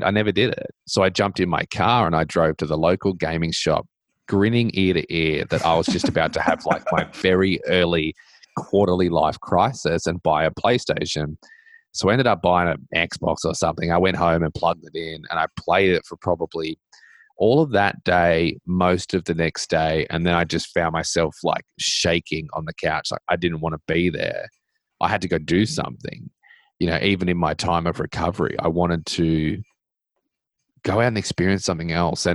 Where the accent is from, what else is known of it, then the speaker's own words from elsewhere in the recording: Australia; also born or lived in Middle Tennessee; now in Tennessee, United States; I do live in America and I grew up in Australia